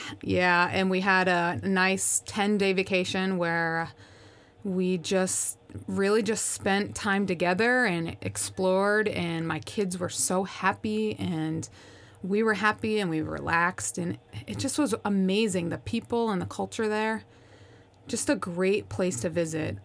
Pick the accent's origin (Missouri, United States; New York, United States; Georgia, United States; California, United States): New York, United States; Schenectady; moved away; also born or lived in Tampa; Grew up in Schenectady, New York, which is just outside of Albany